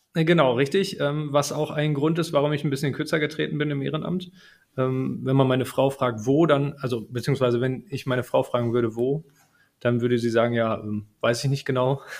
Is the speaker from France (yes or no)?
no; Herten, North Rhine-Westphalia, Germany; ich bin gebürtiger Härtner, in Herten geboren und äh, mit Herten verwurzelt